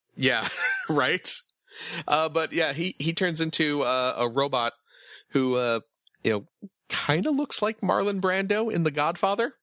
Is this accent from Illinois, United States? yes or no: yes; Chicago, Illinois, United States; I'm from the Chicago suburbs, so you know, grew up uh, in and around Chicago quite a bit.